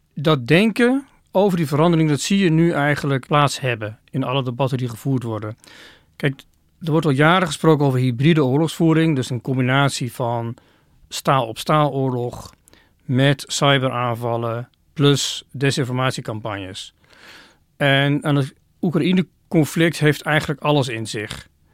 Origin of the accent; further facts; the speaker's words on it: Oirschot, North Brabant, Netherlands; moved away; Ik heb in mijn kindertijd een aantal jaren in Oorschot gewoond.